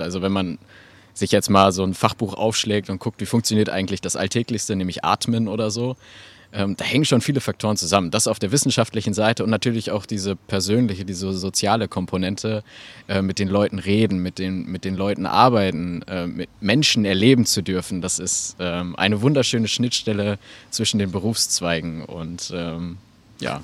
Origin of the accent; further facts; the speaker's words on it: Geseke, North Rhine-Westphalia, Germany; also born or lived in Eschwege / Magdeburg; in Eschwege geboren, ein bisschen dann über Magdeburg, bis dann hier endgültig dann in Ehringhausen, äh, da bin ich dann gelandet und ähm, mittlerweile auch äh, sehr heimisch geworden. Und äh, ja, war hier in Stürmede in der Schule